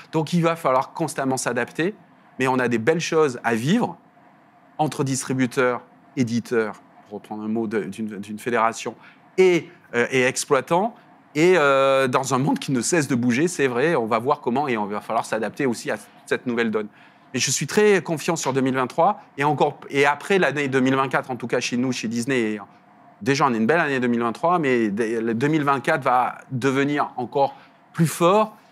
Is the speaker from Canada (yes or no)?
no; the South, southern France, France; accent: petit accent du Sud; On l'entend à mon accent, je regarde un petit accent du Sud